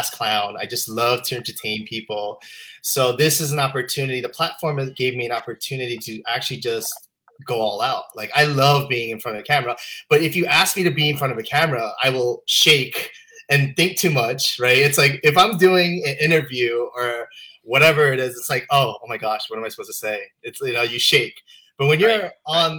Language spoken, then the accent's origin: English; Utah, United States; I was raised in Utah